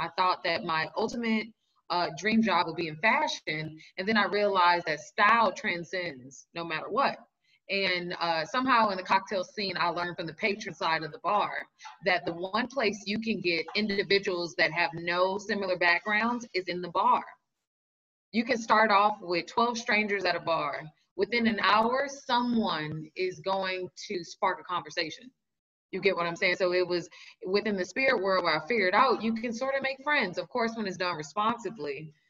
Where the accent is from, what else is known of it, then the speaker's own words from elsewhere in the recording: Los Angeles, California, United States; now in New York, United States; I'm originally from Los Angeles. And I then did the migration to New York. I've always wanted to live in New York.